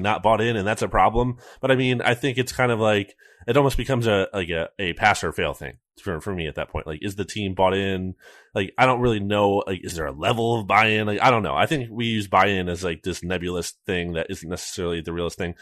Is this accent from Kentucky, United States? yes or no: no; Mercer County, New Jersey, United States; where I grew up in Mercer County, like, that is, to me, Central Jersey